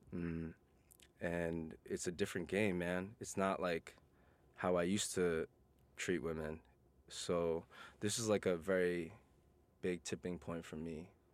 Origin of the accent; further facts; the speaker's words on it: New York City, New York, United States; I'm a born and raised New Yorker. I'm originally from Queens